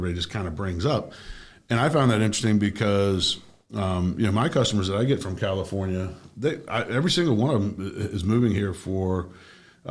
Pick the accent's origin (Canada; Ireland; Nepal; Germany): Germany; also born or lived in Washington, D.C.; now in South Florida, United States; when I was growing up in Germany, we skied the Alps